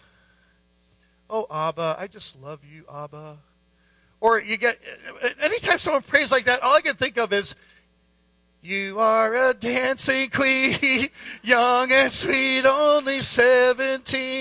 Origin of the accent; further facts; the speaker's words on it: Scranton, Pennsylvania, United States; We're from Scranton